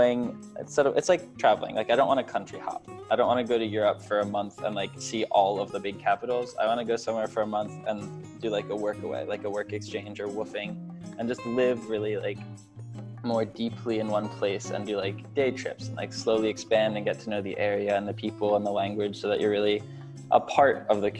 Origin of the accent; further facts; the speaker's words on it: Philadelphia, Pennsylvania, United States; I was born in around Philadelphia, Pennsylvania, southeastern PA